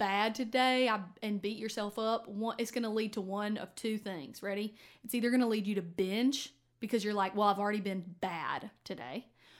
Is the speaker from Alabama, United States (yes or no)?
yes; Fairhope, Alabama, United States; So I grew up like in Fairhope and like this area. And so I grew up going to parades.